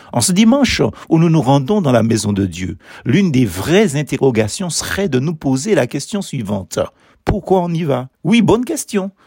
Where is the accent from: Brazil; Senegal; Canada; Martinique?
Martinique; Basse-Pointe; à Basse-Pointe, ma ville natale